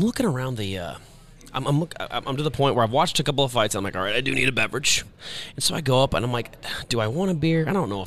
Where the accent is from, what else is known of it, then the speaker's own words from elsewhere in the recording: Kansas City, Missouri, United States; I'm from Kansas City, but here in Vegas